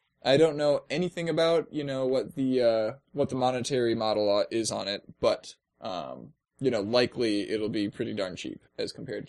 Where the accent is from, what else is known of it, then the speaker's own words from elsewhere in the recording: California, United States; I love to sing and dance. And I'm from California.